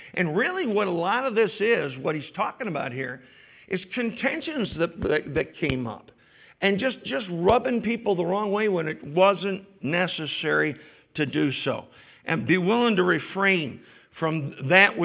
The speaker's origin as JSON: {"language": "English", "region": "New York", "country": "United States", "said": "as particularly as New Yorkers"}